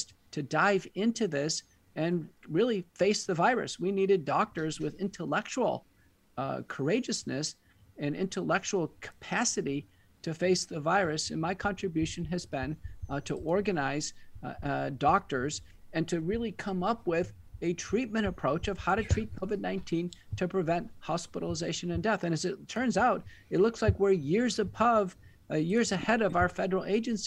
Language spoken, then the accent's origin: English; Texas, United States; also born or lived in Seattle, Washington / Michigan; I'm from Texas originally. I went to college and medical school here